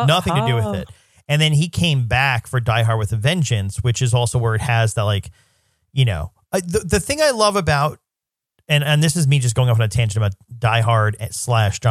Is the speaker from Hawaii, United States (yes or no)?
no; New York, United States; as a New Yorker